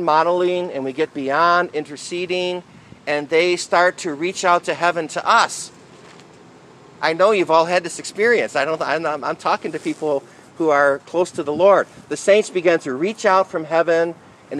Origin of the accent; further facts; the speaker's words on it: Michigan, United States; I'm from Michigan